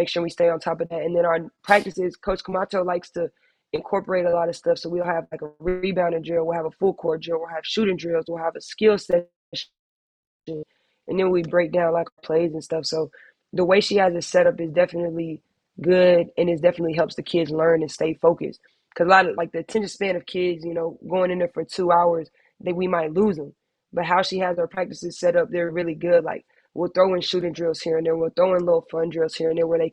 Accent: San Antonio, Texas, United States; being in my hometown

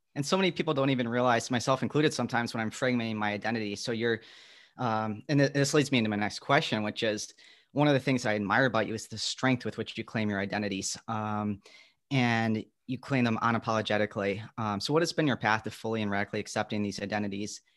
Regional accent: Midwest, United States; I'm from the Midwest where there's the Great Lakes

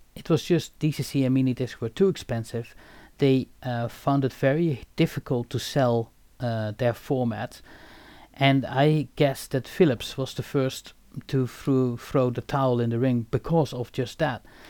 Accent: Eindhoven, North Brabant, Netherlands; I was obviously born and raised in Eindhoven

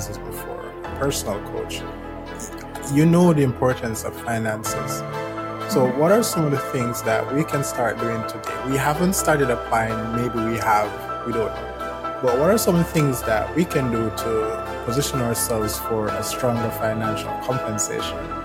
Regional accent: Jamaica; I'm from Jamaica

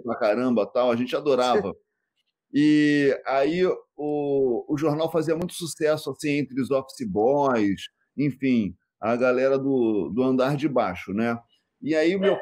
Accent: Rio de Janeiro, Brazil; fui nascido e criado na Penha, realmente na Vila da Penha, aqui no Rio de Janeiro

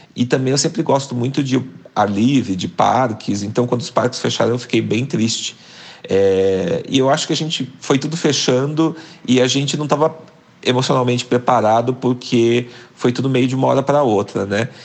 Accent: Cambé, Paraná, Brazil; moved away as an adult; also born or lived in Curitiba / Germany; eu sou do interior do Paraná, nasci numa cidadezinha chamada

